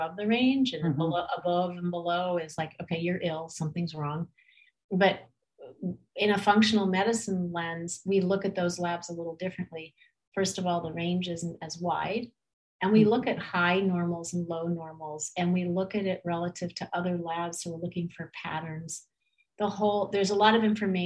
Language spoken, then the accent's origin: English; California, United States; I grew up in California